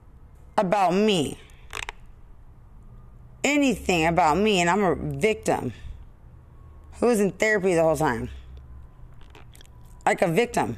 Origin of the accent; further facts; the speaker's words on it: Lubbock, Texas, United States; I'm from Lubbock